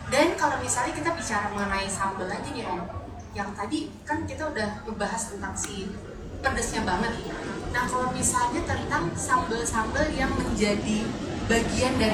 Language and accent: Indonesian; Jakarta, Indonesia; also born or lived in Manado; Saya sendiri asalnya dari Manado, jadi saya suka banget sambal roa. Tapi saya besarnya di Jakarta